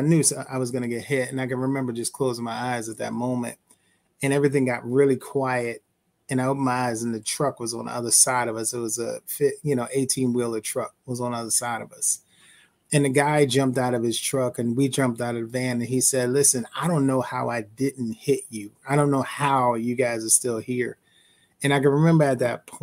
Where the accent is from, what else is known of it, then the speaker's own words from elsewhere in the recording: Philadelphia, Pennsylvania, United States; I'm from Philly, born and raised. West Oak Lane, came up there as a young person.